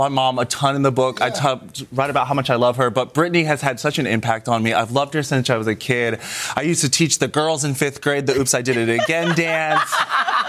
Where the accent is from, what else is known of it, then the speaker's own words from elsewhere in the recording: the South, United States; moved away; me growing up in the South